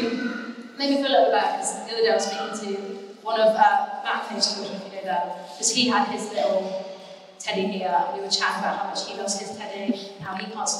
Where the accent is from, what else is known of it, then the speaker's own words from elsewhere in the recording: Torquay, South West England, United Kingdom; moved away as an adult; also born or lived in Cardiff; I grew up in the Bay